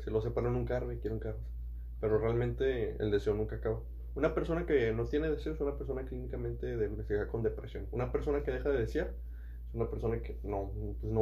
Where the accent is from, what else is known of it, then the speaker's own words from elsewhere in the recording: England, United Kingdom; Y yo soy de Inglaterra, ¿sabes?